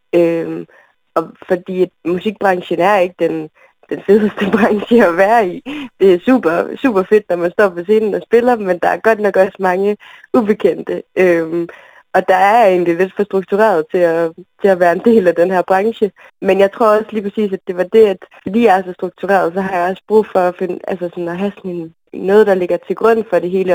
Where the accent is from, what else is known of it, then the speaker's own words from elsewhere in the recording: Aalborg, North Denmark Region, Denmark; also born or lived in Berlin; nu er jeg fra Aalborg egentlig, fra Nørre Sundby, så det med at være vokset op i sådan en lille klump